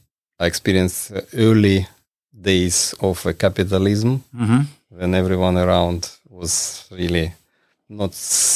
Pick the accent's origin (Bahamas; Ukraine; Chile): Ukraine; now in Australia; technically, I'm from Soviet Union, and I'm from the generation who observed all these transformations